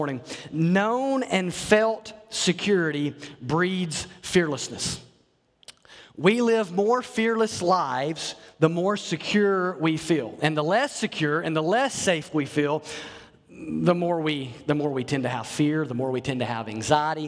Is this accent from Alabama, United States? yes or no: yes; North Alabama, United States; as a kid growing up in Alabama, there it was tornadoes. We didn't worry about hurricanes in North Alabama